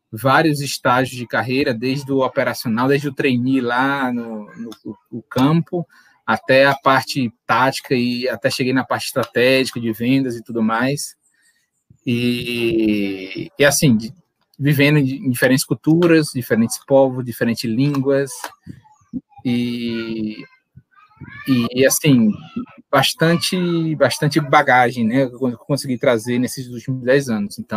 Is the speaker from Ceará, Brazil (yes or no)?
yes; Fortaleza, Ceará, Brazil; also born or lived in Pará; now in Natal, Brazil; Mas eu sou de Fortaleza, é, morei em outros estados do Brasil, fui morar no Pará um ano, depois vim para Natal por causa do trabalho do meu pai.